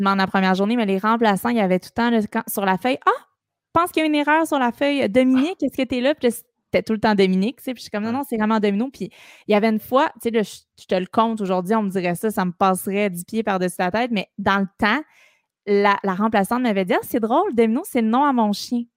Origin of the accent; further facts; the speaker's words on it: Montreal, Quebec, Canada; also born or lived in Sainte-Thérèse; j'ai toujours habité à Montréal. je suis une Montréalaise de, OK. pur, pur, euh, sang. Rosemont